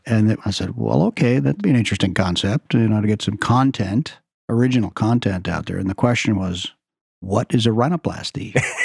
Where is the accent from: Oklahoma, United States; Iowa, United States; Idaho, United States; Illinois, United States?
Oklahoma, United States; moved away as an adult; also born or lived in Shreveport, Louisiana / Beverly Hills, California; now in Seattle, United States; I grew up in Oklahoma